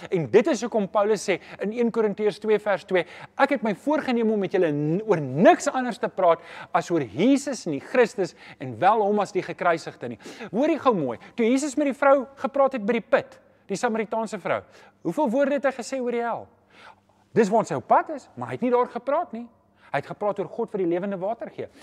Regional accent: Johannesburg, Gauteng, South Africa; Ek kom self van Johannesburg.

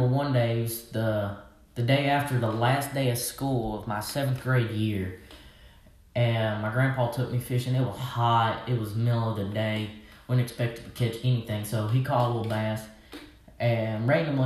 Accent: Arkansas, United States; I'm from Arkansas, so obviously I'm a redneck

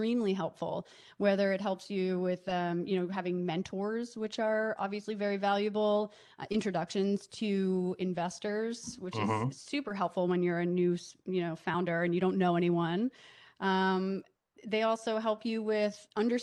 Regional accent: Delaware, United States; moved away as an adult; also born or lived in New York; now in Los Angeles, United States; I grew up in Delaware

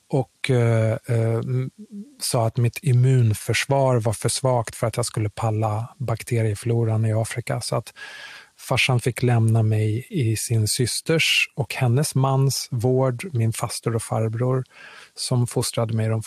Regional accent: Kinshasa, DR Congo; born there; jag är född i Kongo, Kinshasa, huvudstaden i Kongo. Uh, av eh, svensk far och kongolesisk mor.

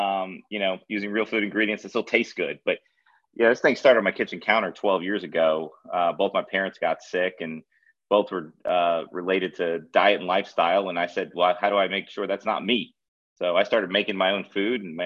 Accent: Florida, United States; also born or lived in Charleston, South Carolina, United States; now in Nashville, United States; I grew up in Florida

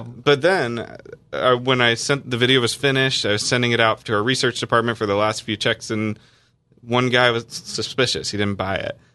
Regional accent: North Carolina, United States; I grew up in North Carolina where it's a pretty Christian place

